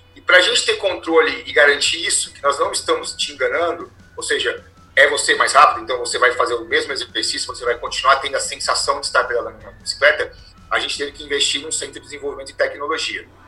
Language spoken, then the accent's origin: Portuguese; interior of São Paulo, Brazil; accent: caipira; eu sou do interior de São Paulo, né? Sou bem caipira, então vocês vão perceber isso aí, pelo meu palavreado